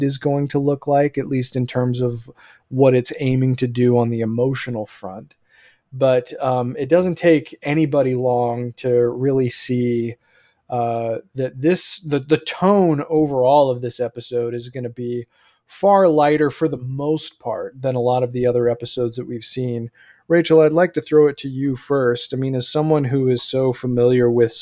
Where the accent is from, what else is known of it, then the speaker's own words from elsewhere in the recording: Bakersfield, California, United States; where I was born in Bakersfield